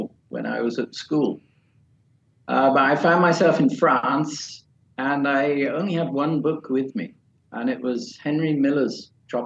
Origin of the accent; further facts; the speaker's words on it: London, United Kingdom; moved away as an adult; also born or lived in Florida, United States; now in Malaysia; to England, to London, where I'm from